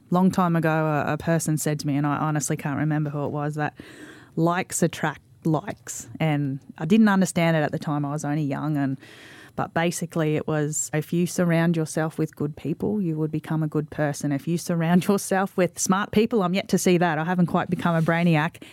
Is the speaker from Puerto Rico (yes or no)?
no; Mackay, Queensland, Australia; I'm a local girl. I'm from Mackay